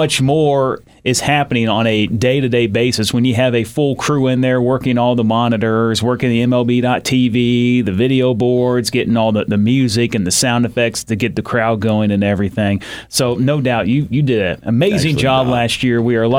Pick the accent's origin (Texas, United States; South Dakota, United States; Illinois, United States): Illinois, United States; I'm from Illinois, big Chicago fan